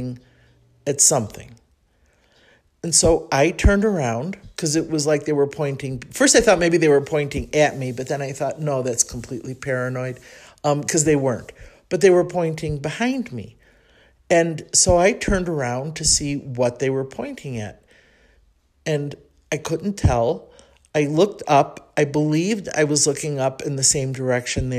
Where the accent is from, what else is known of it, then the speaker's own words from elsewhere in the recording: Chicago, Illinois, United States; accent: Chicago; moved away as an adult; now in Mexico City, Mexico; my Chicago accent